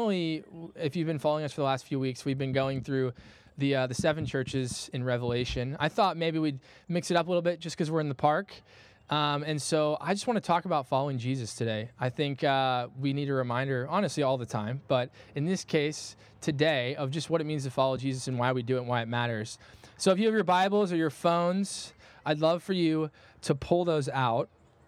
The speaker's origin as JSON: {"language": "English", "region": "Midwest", "country": "United States", "said": "I'm a Midwesterner, all right? I'm dedicated to this regardless of the weather."}